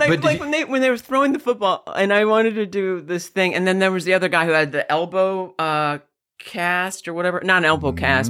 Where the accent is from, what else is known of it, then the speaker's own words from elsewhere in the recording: Jamestown, New York, United States; Jamestown, but I'm closest to. I was pretty close to the Peace Bridge. We're pretty close to the Canadian border.